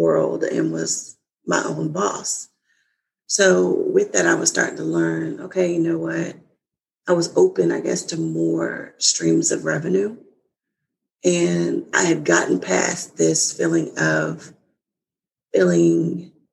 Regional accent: Kansas, United States; now in Virginia, United States; I'm originally from Kansas, and I now live in Virginia with my husband

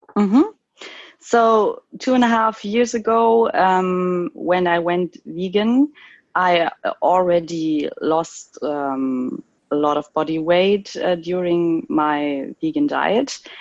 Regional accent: Cologne, North Rhine-Westphalia, Germany; I'm from Cologne in Germany

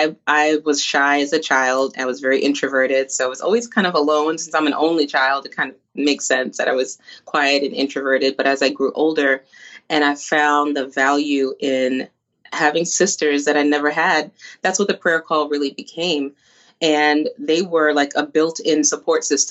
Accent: New Jersey, United States; also born or lived in Bogota, Colombia; now in Florida, United States; I am a native Jersey girl. So even though I'm in Florida, I still love the Northeast.

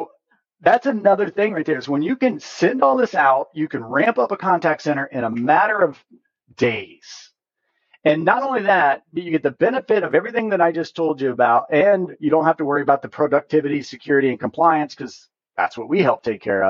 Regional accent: Hoosier, Indiana, United States; accent: Hoosier; My Hoosier accent

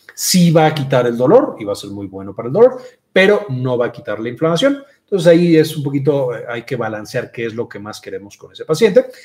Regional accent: Mexico; soy de México y en México le decimos gripa

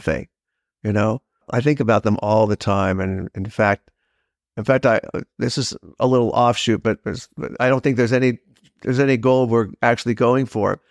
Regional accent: Los Angeles, California, United States; moved away; I grew up in Los Angeles

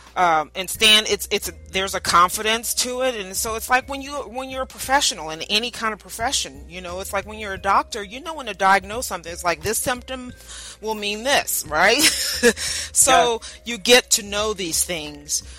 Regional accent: New Orleans, Louisiana, United States; now in Texas, United States; I'm originally from New Orleans

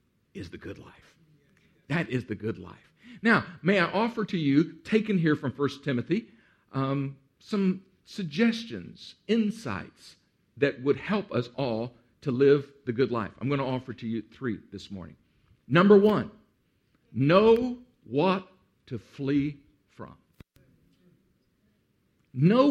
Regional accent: Central Texas, United States; moved away as an adult; As a boy, I grew up in Central Texas, right on the edge of what we call in Texas the Hill Country.

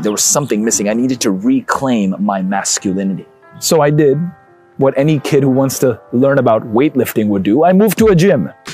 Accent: Karachi, Sindh, Pakistan; now in Dallas, United States; I came to Dallas from Pakistan. I'm a Pakistani. I was born in Karachi, Pakistan

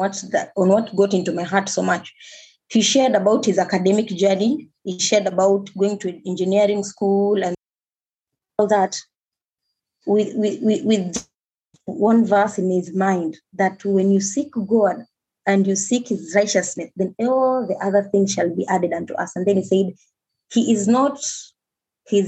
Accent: Mombasa, Mombasa County, Kenya; I was born and raised in Mombasa

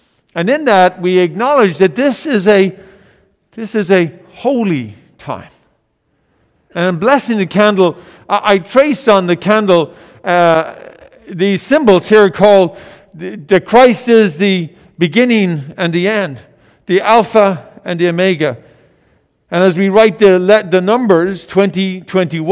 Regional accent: Ireland; moved away; In Ireland, my home country

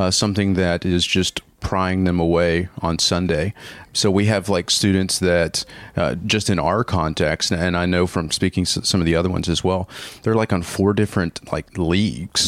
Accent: Paducah, Kentucky, United States; now in Orlando, United States; I'm actually from Paducah, Kentucky. So that is where I call home. That's where I was born and raised.

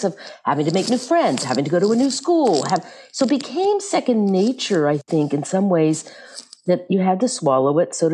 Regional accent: Memphis, Tennessee, United States; my family ended up in Memphis, Tennessee

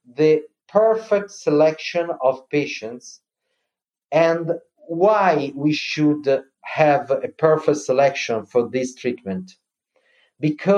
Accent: Milan, Lombardy, Italy; I'm from Milan

